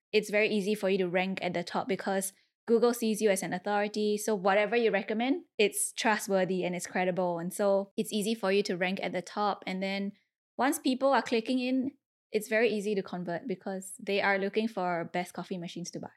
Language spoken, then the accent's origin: English; Singapore; I was from Singapore